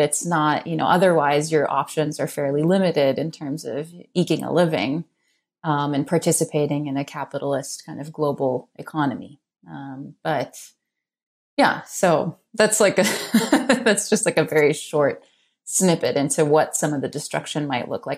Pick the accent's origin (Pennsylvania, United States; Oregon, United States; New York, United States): New York, United States; New York City; I grew up in New York City